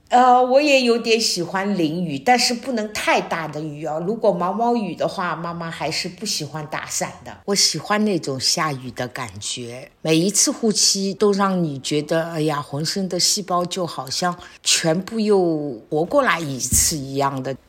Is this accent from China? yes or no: yes; Shanghai, China; moved away as an adult; now in Wuyishan, China; 我们上海人习惯的那种酒酿小圆子